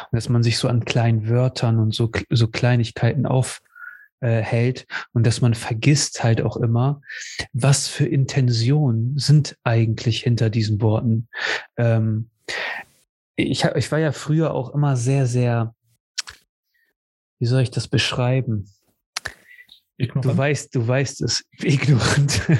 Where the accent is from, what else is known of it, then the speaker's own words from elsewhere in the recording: Cuxhaven, Lower Saxony, Germany; Und, ne, und ich ihm sage, aus Cuxhaven oder was auch immer.